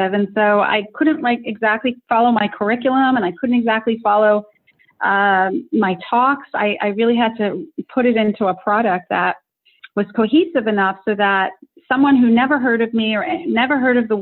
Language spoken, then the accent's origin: English; United States; I was born in America